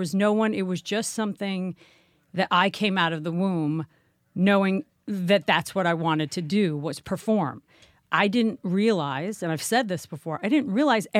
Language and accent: English; Manhattan, New York, United States; In Manhattan.